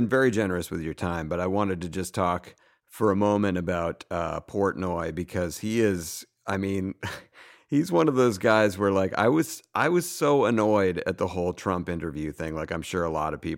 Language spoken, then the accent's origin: English; Massachusetts, United States; growing up in Massachusetts